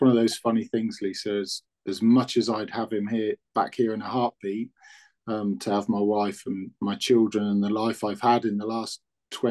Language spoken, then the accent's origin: English; Newbury, South East England, United Kingdom; moved away as an adult; also born or lived in West Yorkshire; I was from Newbury